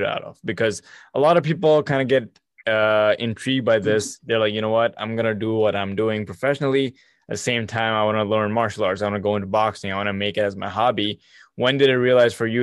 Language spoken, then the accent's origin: English; Abu Dhabi, United Arab Emirates; moved away as an adult; now in Canada; I was born and raised in Abu Dhabi